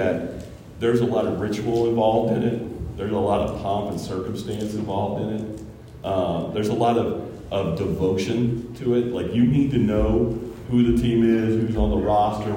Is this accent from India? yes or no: no; Kentucky, United States; moved away; also born or lived in Ohio; I'm from Ohio, I actually grew up in the state of Kentucky